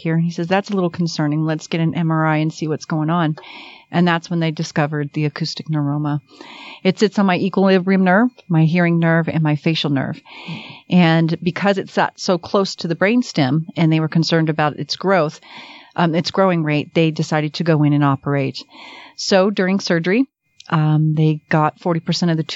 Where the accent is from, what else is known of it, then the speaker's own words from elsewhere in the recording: Miami, Florida, United States; moved away as an adult; now in Utah, United States; I'm from Miami